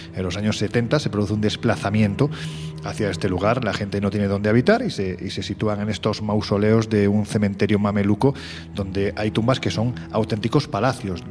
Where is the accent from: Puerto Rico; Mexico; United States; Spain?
Spain; Andalusia; accent: Andalusian; yo que soy andaluz y que siempre se dice que los andaluces tenemos este punto más supersticioso. Mira, me sale ya hasta mi acento